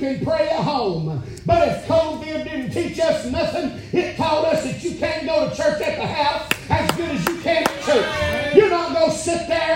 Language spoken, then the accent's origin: English; Alabama, United States; I'm from Alabama